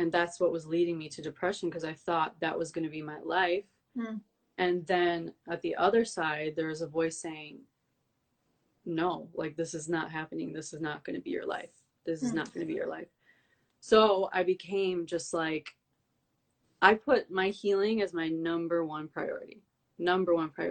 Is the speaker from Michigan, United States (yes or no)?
yes; Detroit, Michigan, United States; moved away as an adult; also born or lived in New York / Montenegro (ancestry); I'm from Detroit. I was born and raised in Detroit, but I moved to New York for like 6 years